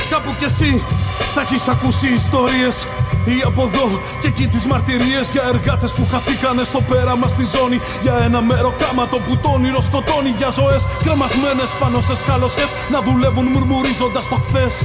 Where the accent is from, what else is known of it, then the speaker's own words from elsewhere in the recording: Koropi, Attica, Greece; από το Κοροπή.